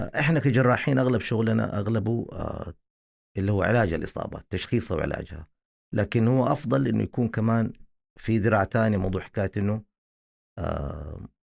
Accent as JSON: {"language": "Arabic", "country": "Saudi Arabia", "said": "عندنا في السعوديه"}